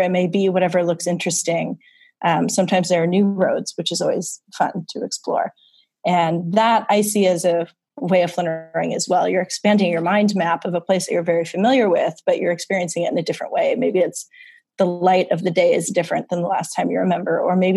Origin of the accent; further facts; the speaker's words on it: Wisconsin, United States; moved away as an adult; now in New York, United States; growing up in the Midwest, we did a lot of Sunday drives.